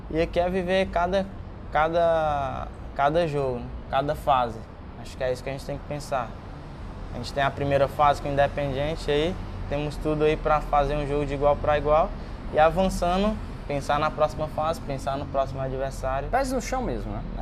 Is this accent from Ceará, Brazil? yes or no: yes; Ceará, Brazil; moved away; Quando saí do Ceará, eu não tinha muita.